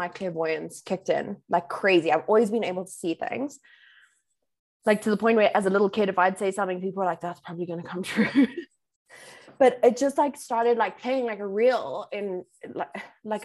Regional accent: Bedfordview, Gauteng, South Africa; I'm from Bedford View, right? So it's like gangster's paradise.

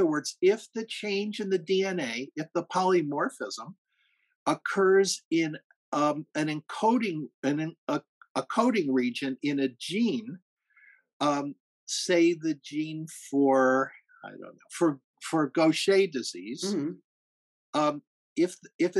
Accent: Rockland County, New York, United States; I grew up in Rockland County.

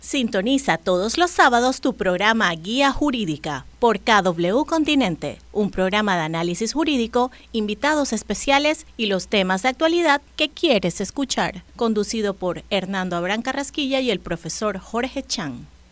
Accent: Panama; somos el, pueblo panameño

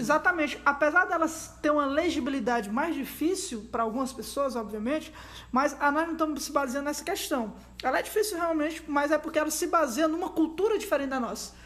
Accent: Brazil; a gente é brasileiro

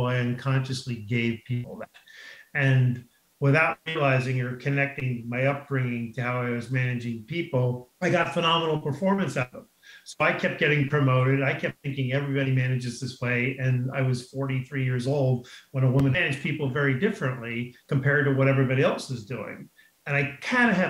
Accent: Garden City, New York, United States; moved away as an adult; now in La Jolla, United States; I grew up in Garden City, Long Island

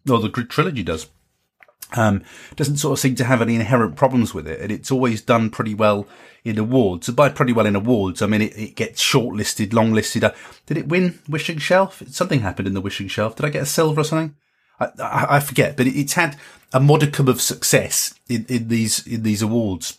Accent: Carlisle, North West England, United Kingdom; in Carlisle, in my hometown

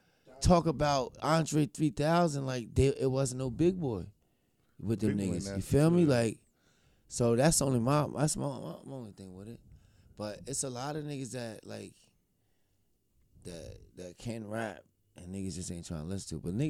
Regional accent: New Jersey, United States; I'm from New Jersey, New York, New Jersey area.

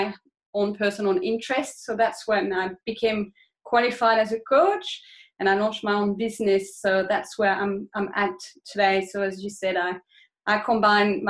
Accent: France; moved away as an adult; now in Australia; I grew up in France. I spent about 20 years of my life there, and then I moved to Australia in my early 20s

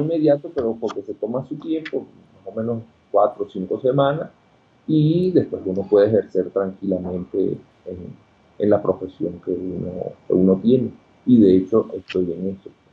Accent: Coro, Falcón, Venezuela; moved away as an adult; also born or lived in Caracas, Venezuela / Mexico; now in Quito, Ecuador; yo soy de Coro. Ok. Estado Falcón, Venezuela. Y este, allá hice todos mis estudios

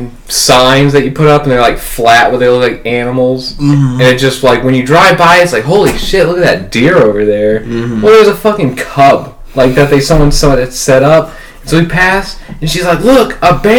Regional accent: Oklahoma, United States; we're from Oklahoma

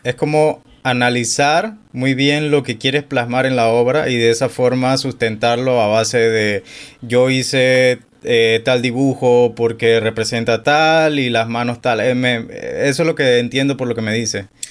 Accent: David, Chiriquí, Panama; yo soy de David Chiriquí

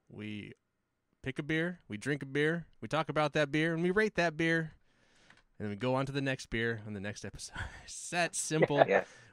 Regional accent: Hawaii, United States; I'm Hawaiian

